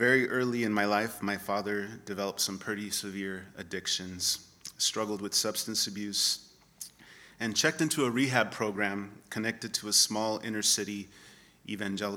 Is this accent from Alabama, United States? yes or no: no; Los Angeles, California, United States; moved away as an adult; now in Portland, United States; I was born and raised in Los Angeles